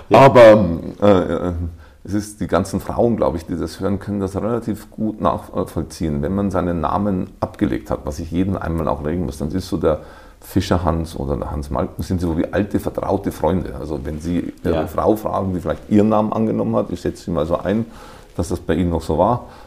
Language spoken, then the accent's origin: German; Kelheim district, Lower Bavaria, Germany; also born or lived in Bad Abbach / Abensberg; now in Wiesbaden, Germany; Nee, ich komme aus Niederbayern.